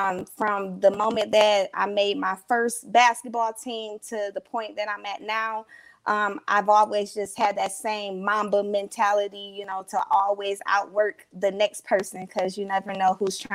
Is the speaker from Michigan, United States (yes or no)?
yes; Detroit, Michigan, United States; also born or lived in Flint, Michigan; I'm born in Flint, Michigan, but I grew up in Detroit.